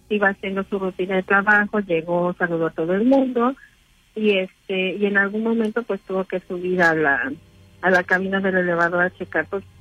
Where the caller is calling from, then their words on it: Benito Juárez, Mexico City, Mexico; Sí, de la candente alcaldía de la Benito Juárez.